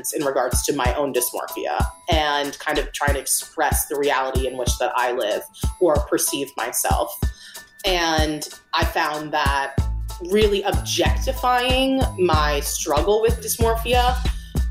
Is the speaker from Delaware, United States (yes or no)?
yes; Wilmington, Delaware, United States; moved away as an adult; now in New York City, United States; So I was born and raised in Wilmington, Delaware. So I lived there for about 18 years before I went to Parsons here in New York City for art school.